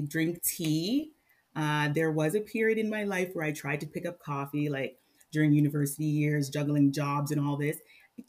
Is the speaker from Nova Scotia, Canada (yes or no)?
no; Mississauga, Ontario, Canada; now in Barrie, Canada; I grew up in Mississauga